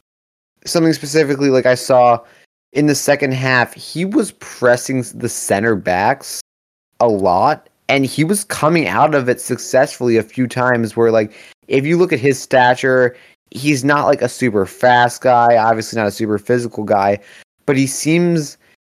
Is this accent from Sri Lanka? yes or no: no; United States; as an American, you know, soccer fan, as a U.S. soccer fan